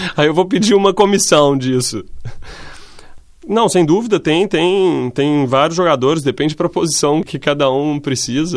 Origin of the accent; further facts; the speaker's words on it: Brazil; moved away as an adult; also born or lived in Italy / Spain / Netherlands; now in Portugal; como brasileiro